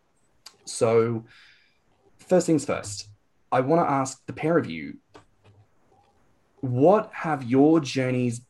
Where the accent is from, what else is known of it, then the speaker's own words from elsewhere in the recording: Australia; I grew up in Australia